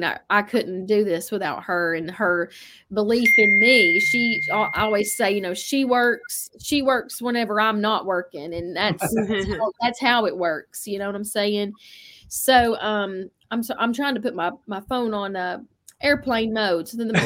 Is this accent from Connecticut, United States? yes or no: no; New York, United States; And someone said that accent. That's hilarious. Hey, I'm from New York. You know that.